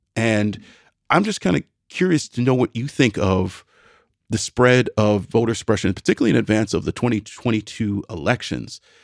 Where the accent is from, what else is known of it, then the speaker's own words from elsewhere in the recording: Midwest, United States; I'm a Midwesterner